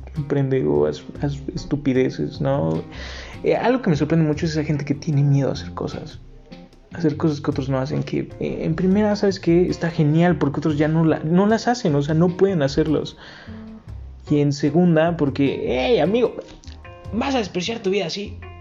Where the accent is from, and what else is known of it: Mexico